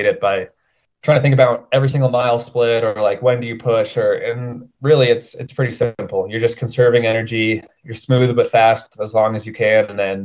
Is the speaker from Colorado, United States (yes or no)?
yes; Denver, Colorado, United States; also born or lived in Portland; I'm from Denver